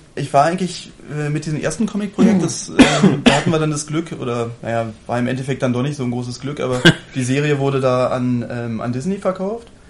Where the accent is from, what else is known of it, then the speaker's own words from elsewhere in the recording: Germany; als Deutscher